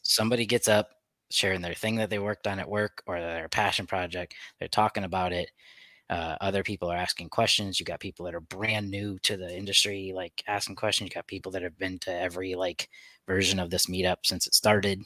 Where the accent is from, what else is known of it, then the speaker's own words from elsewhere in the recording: United States; we're American